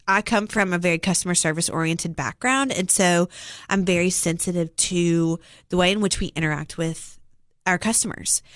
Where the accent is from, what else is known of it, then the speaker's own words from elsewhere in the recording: Cookeville, Tennessee, United States; I was born and raised here in Cookville. Um, spent all of my life here